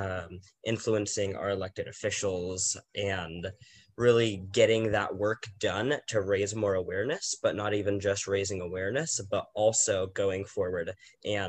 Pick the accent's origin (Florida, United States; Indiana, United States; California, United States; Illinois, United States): California, United States; San Diego; being born and raised in San Diego